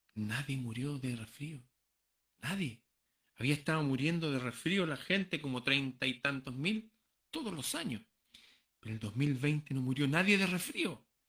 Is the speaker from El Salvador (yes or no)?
no; Chile; Muchos peruanos viven aquí, en, en mi país